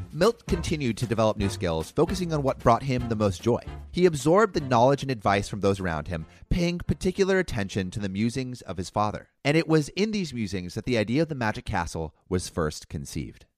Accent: Los Angeles, California, United States; growing up around Hollywood.

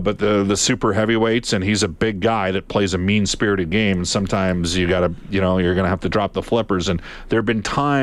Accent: Alberta, Canada; I'm an Albertan through and through

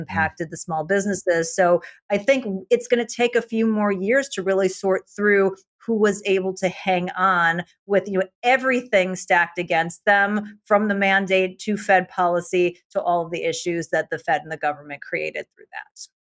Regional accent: United States; being an American

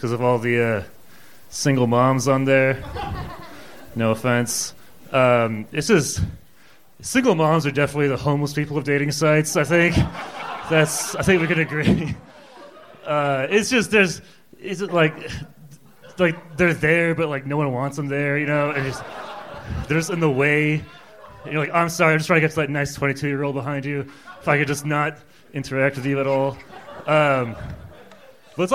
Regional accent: Iran; I'm from Iran. I'm a Persian guy.

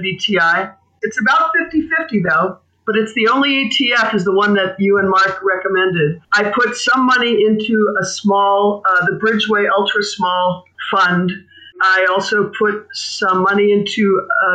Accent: Scotland, United Kingdom; now in Utah, United States; being a Scot, being Scottish

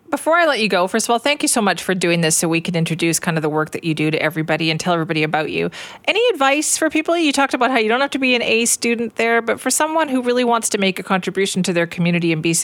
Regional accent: Surrey, British Columbia, Canada; I'm Cloverdale Junior, not Lord Tweedsmuir, but everybody in my family graduated from Lord Tweedsmuir because there's something about growing up out there at that time that really connects you to the community

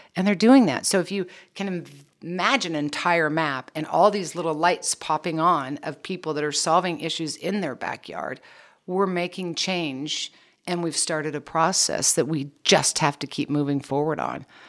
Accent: Kansas, United States; I was born and raised in Kansas

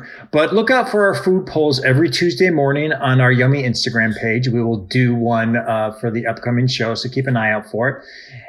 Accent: Cleveland, Ohio, United States; moved away; growing up in Cleveland, there on the eastern suburbs of Cleveland, which is where I'm from, there is a very large Jewish population.

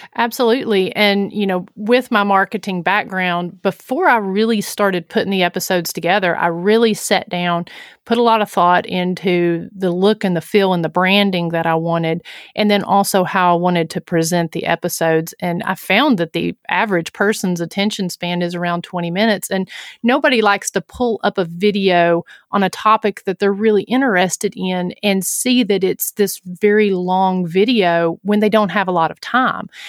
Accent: Huntsville, Tennessee, United States; my hometown of Huntsville, Tennessee.

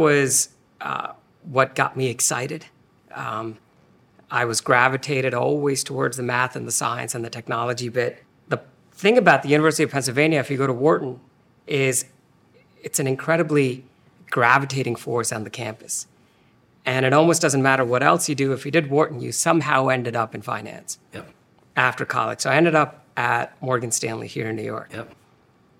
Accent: India; moved away as an adult; also born or lived in Philadelphia; I was born and raised in India

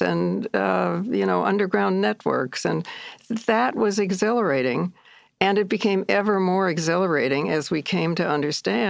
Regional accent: Midwest, United States; also born or lived in India; now in New York, United States; I'm a Midwesterner

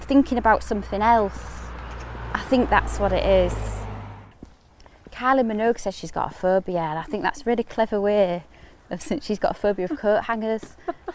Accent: Hull, Yorkshire and the Humber, United Kingdom; moved away as an adult; also born or lived in East Finchley, London; I'm from Hull. I'm really, really Hull.

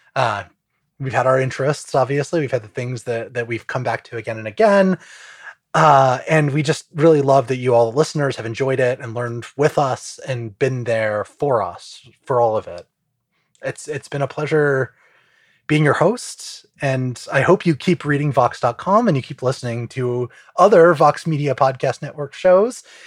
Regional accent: United States; I'm an American

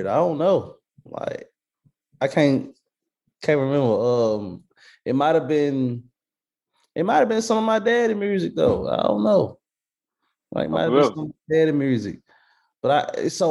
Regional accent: Memphis, Tennessee, United States; moved away as an adult; now in Atlanta, United States; I'm from Memphis, Tennessee. Black Haven to be exact. That's the neighborhood I'm from.

